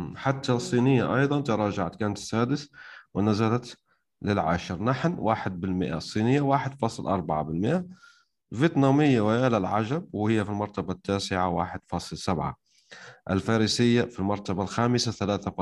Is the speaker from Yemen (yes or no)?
no; Algeria